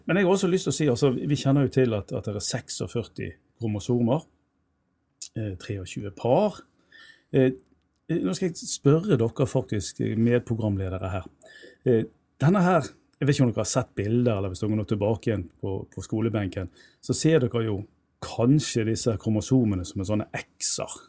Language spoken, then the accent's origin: Norwegian; Bergen, Vestland, Norway; jeg er jo født og oppvokst i Bergen